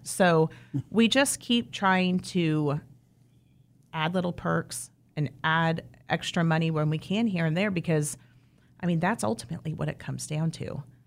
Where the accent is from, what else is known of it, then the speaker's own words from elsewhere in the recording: southeast of Wichita, Kansas, United States; I grew up, um, down on the far, far southeast side, not even in Wichita